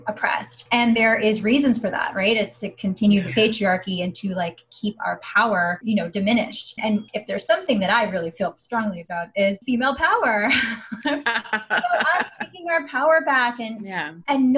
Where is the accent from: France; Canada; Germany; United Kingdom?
Canada; Angus, Ontario; born and raised in Ontario, a small town called Angus, moved to the big city